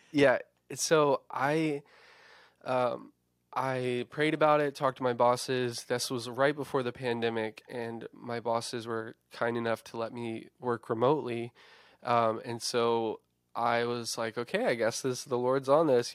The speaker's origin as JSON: {"language": "English", "region": "Eastern Shore of Virginia", "country": "United States", "also_born_or_lived": "Nashville / Blacksburg", "moved": "as an adult", "said": "where I'm originally from on the Eastern Shore of Virginia"}